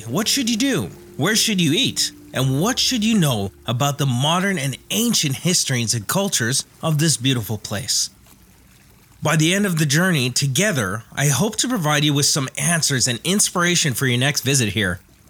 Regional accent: Homalco First Nation, Vancouver Island, British Columbia, Canada; I'm from the Humalco First Nation, and I'm grateful to call this island my home.

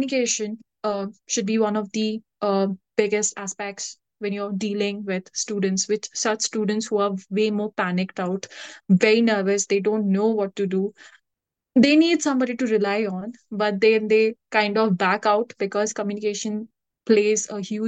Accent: India; moved away as an adult; being an Indian myself

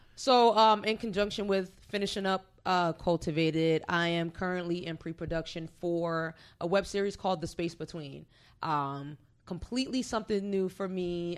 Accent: Orange, New Jersey, United States; moved away as an adult; now in Hampton Roads, United States; I'm originally from Orange, New Jersey. I've been out here since 2010, so going on nine years

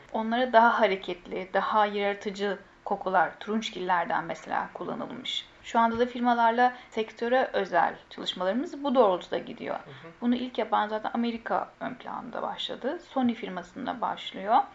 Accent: Bulgaria; 1978 Bulgaristan doğumluyum.

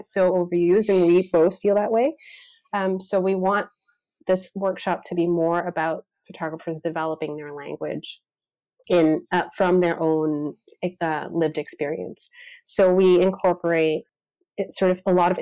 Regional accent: Canada; two Canadian photographers who love documentary work

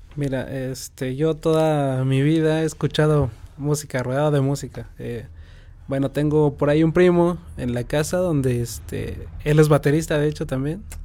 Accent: San Juan del Río, Querétaro, Mexico; Yo soy originario de aquí de San Juan, este, vivo en San Pedro Bacatlán

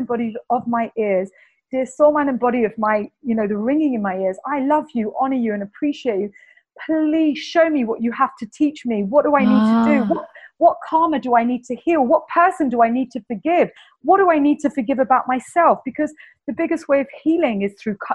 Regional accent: London, United Kingdom; accent: Cockney English; my Cockney English accent

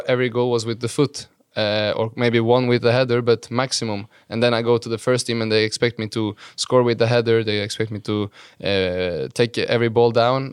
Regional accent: Halden, Viken, Norway; moved away; it's been a nice place to grow up

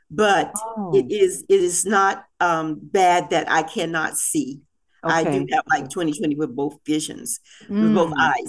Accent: Hickory, North Carolina, United States; also born or lived in Raleigh, North Carolina / Chicago; now in North Carolina, United States; I was raised in Hickory, North Carolina, but I came here and was raised with my aunt with my aunt Olivia, who was a school teacher.

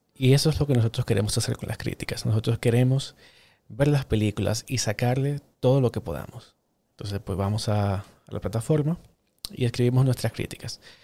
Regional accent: Dominican Republic; yo soy cineasta dominicano

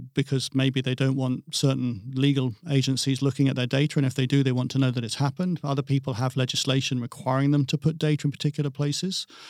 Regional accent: England, United Kingdom; I'm English, um, I'm European

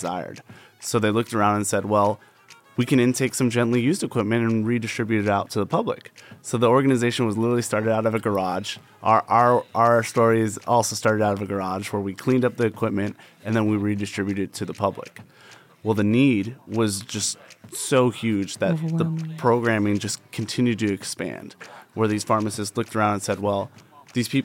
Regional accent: Las Vegas, Nevada, United States; I grew up here as a Las Vegas local. This community means a lot to me. Okay. It's my hometown.

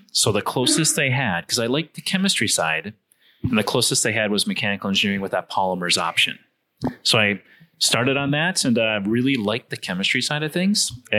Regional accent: North Dakota, United States; growing up in Midwest North Dakota, there's a refinery.

